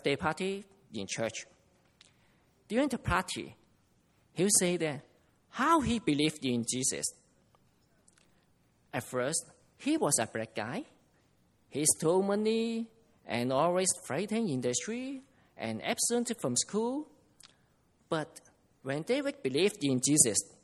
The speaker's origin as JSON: {"language": "English", "country": "Macau", "said": "I come from Macau"}